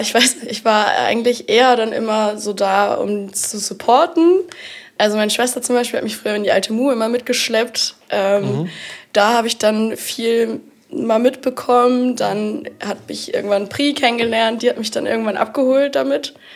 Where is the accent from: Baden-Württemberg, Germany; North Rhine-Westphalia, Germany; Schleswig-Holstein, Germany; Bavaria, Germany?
Schleswig-Holstein, Germany; Bad Segeberg; moved away as an adult; also born or lived in New Zealand; now in Kiel, Germany; ich komme eigentlich aus Bad Segeberg, ähm, bin dann, also ich habe da mein Abi gemacht